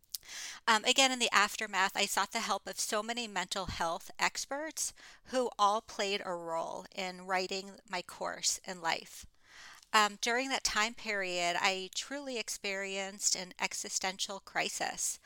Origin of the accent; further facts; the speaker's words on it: Fort Lauderdale, Florida, United States; moved away as an adult; I moved back to my hometown of Fort Lauderdale, Florida